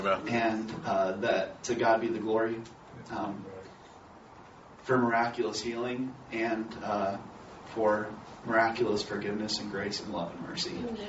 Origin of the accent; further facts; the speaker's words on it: northern Indiana, United States; my dad is a pastor. I grew up in the Nazarene church as a PK. And we, in particular, were in northern Indiana in some small towns, rural areas